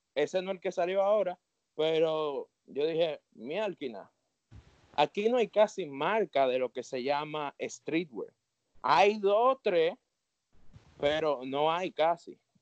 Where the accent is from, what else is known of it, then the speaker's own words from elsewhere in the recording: Santo Domingo, Dominican Republic; yo en verdad soy un joven de Santo Domingo